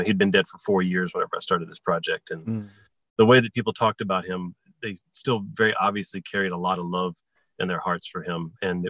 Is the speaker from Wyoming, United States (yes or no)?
no; Galveston, Texas, United States; moved away; also born or lived in Houston, Texas; I'm from Galveston, Texas, but I lived in Houston, Texas all throughout this period from 92 to 06.